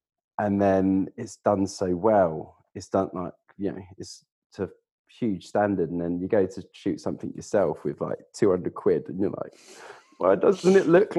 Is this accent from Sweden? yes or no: no; East of England, United Kingdom; accent: Essex; I'm from Essex originally. I mean, some people hear it, other people don't, but my Essex accent used to be a lot broader than it was.